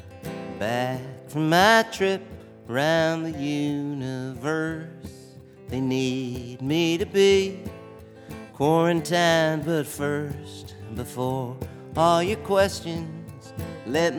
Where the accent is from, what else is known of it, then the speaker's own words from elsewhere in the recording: Iowa, United States; moved away; also born or lived in Chicago; I grew up in Iowa